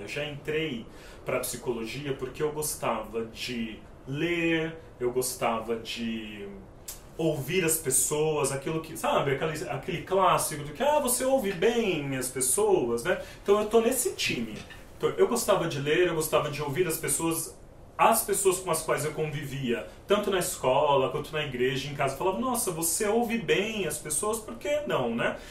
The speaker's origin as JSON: {"language": "Portuguese", "region": "São Paulo", "country": "Brazil", "said": "eu sou da periferia de São Paulo, da região do Capão Redondo"}